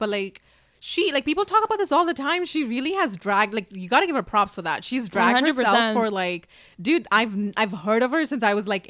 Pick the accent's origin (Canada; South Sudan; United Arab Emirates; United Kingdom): United Arab Emirates; Dubai; now in Los Angeles, United States; I came from Dubai a city to another city and I'm just like, I need something new, you know?